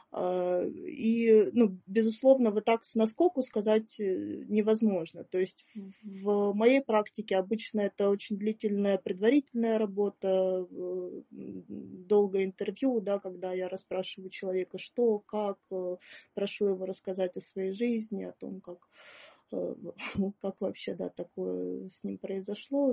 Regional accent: Perm, Perm Krai, Russia; also born or lived in Moscow / Saint Petersburg; now in Ukraine; я э, родилась в Перми

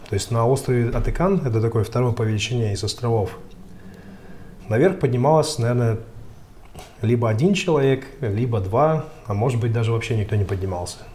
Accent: Magadan, Magadan Oblast, Russia; moved away as an adult; А, родился и вырос в Магадане. А, собственно говоря, ничего примечательного, наверное, не, не происходило, кроме того, что я с отцом часто уезжал на охоту.

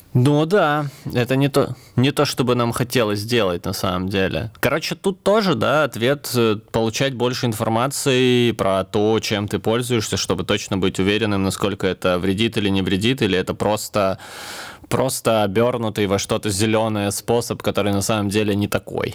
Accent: Krasnodar, Krasnodar Krai, Russia; now in Tula, Russia; Я тут с юга, я из Краснодара, переехал в Тулу

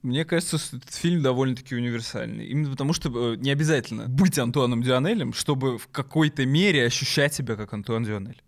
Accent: Moscow, Russia; я э, родился в Москве

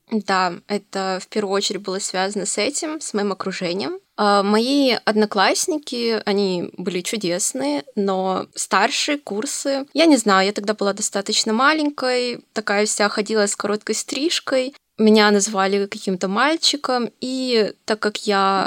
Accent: Novosibirsk, Novosibirsk Oblast, Russia; Я родилась в России, конкретно в Новосибирске. Родилась, училась

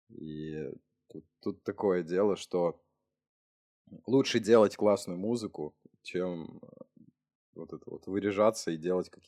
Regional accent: Novy Urengoy, Yamalo-Nenets Autonomous Okrug, Russia; also born or lived in Saint Petersburg; now in Moscow, Russia; То есть я тоже с крайнего севера снова в Уренгой переехал в Питер когда-то.

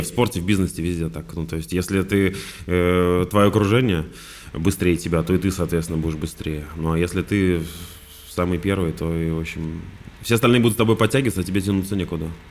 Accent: Vladimir, Vladimir Oblast, Russia; я вообще из Владимира сам

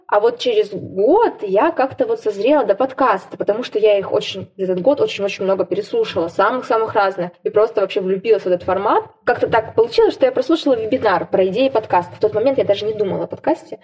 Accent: Saint Petersburg, Russia; now in Nizhnevartovsk, Russia; театралетка из Петербурга, которая перемещается по театрам России и сейчас работает в Нижневартовском ТЮЗе

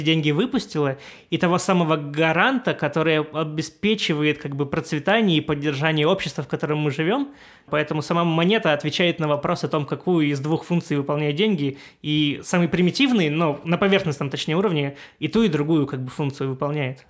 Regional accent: Siberia, Russia; moved away; Я сам из Сибири изначально

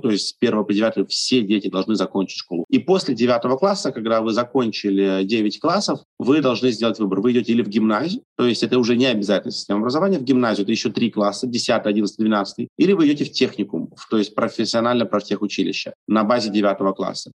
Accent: Estonia; Я родился в Эстонии, всю жизнь mm-hmm. вырос в Эстонии.

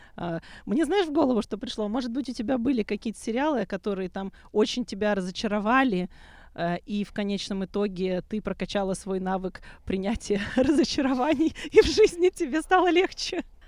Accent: Odesa, Odesa Oblast, Ukraine; в моем родном городе

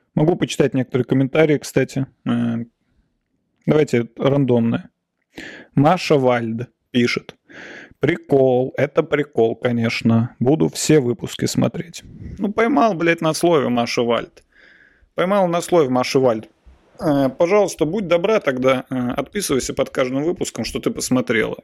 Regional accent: Nizhny Novgorod, Nizhny Novgorod Oblast, Russia; now in Moscow, Russia; я ездил в детстве, в, например, с родителями, я ездил из Нижнего Новгорода

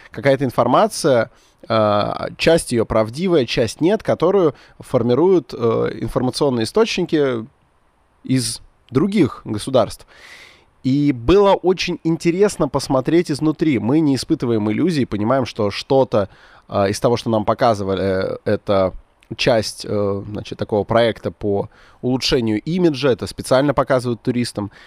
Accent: Khimki, Moscow Oblast, Russia; я вроде как из Подмосковья, из города Химки

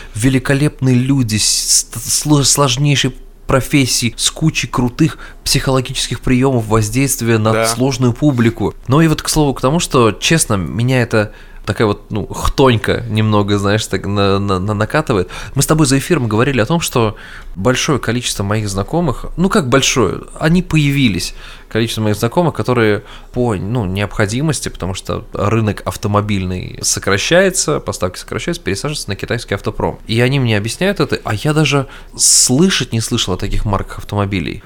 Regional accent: Russia; я русский человек, ну, я имею в виду, я человек из России

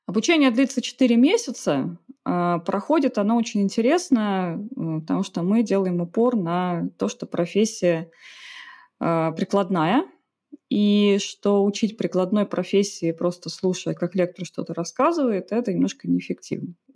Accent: Saint Petersburg, Russia; Родом из Питера

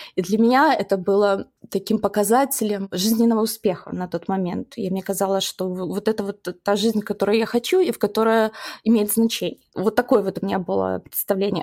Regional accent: Baranovichi, Brest Region, Belarus; moved away as an adult; also born or lived in United States / Chicago; я росла в городе Барановичей

